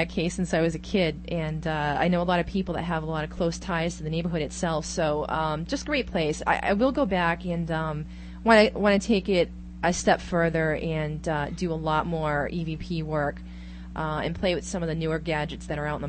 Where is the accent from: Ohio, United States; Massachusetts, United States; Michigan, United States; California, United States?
Massachusetts, United States; I'm from Massachusetts.